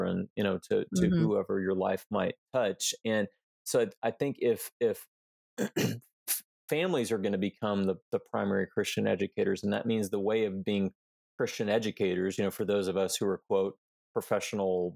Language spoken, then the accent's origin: English; Houston, Texas, United States; We grew up in Houston